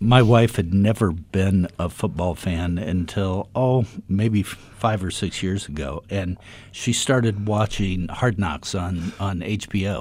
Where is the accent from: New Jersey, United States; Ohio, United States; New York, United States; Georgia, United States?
Ohio, United States; Dayton; I grew up in Dayton, Ohio